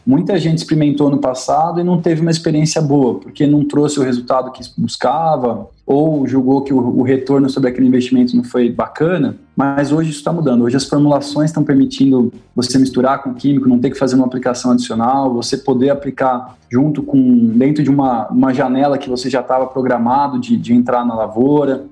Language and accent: Portuguese; São Paulo, Brazil; moved away; eu sou paulistano, cresci na capital, mas desde que tive a oportunidade nunca mais para lá voltei